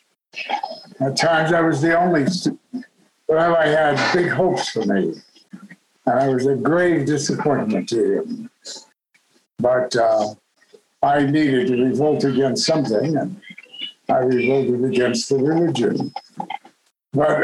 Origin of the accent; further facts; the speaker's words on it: Kansas City, Kansas, United States; moved away; I was born in Kansas City, Kansas. My parents, God love them, since long departed, were proprietors of a junkyard, a scrap iron yard. And that's where I grew up